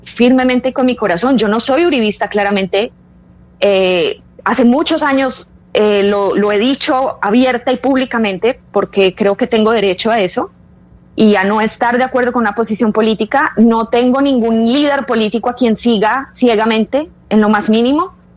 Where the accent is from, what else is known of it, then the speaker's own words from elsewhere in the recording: Colombia; yo quiero tener una vida en Colombia, yo quisiera poder estar tranquila en mi país